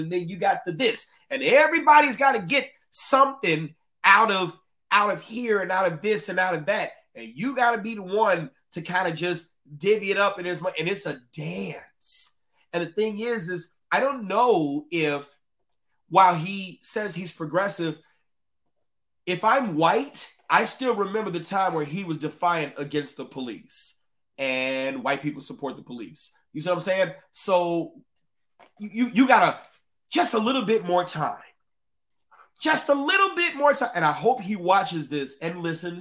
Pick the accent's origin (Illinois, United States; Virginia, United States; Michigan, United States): Illinois, United States; Chicago; I'm a Chicagoan